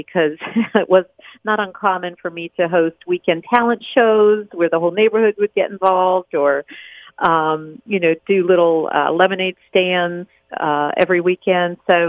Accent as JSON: {"language": "English", "town": "Chapel Hill", "region": "North Carolina", "country": "United States", "tie": "born or raised there", "also_born_or_lived": "New Jersey / Erie, Pennsylvania", "said": "And then my family decided to move south, and we settled in Chapel Hill, North Carolina, where I spent the rest of my years through high school."}